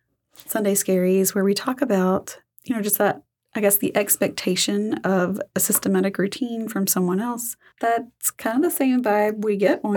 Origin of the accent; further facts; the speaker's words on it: Arkansas, United States; I'm a Southeast Arkansas girl.